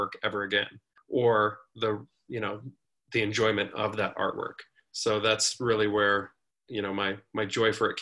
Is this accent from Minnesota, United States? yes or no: no; Colorado, United States; growing up in Colorado